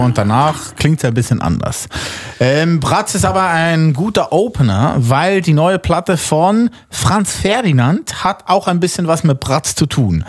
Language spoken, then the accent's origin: German; Switzerland; als Schweizer